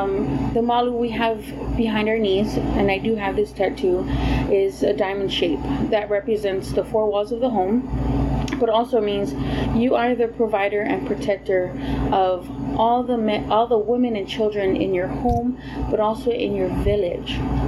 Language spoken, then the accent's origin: English; Hawaii, United States; born there; I am a U.S. citizen. I was born in Hawaii.